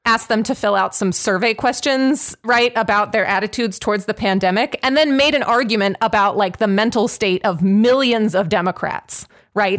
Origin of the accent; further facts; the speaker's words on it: Pittsburgh, Pennsylvania, United States; I'm from Pittsburgh